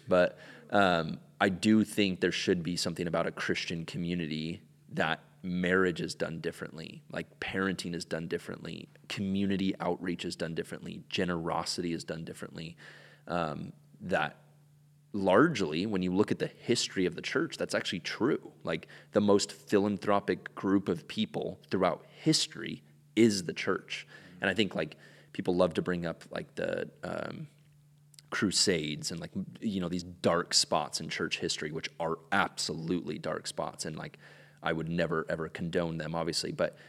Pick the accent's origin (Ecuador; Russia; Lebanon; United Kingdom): Ecuador; I grew up in Ecuador and spent most of my life down there.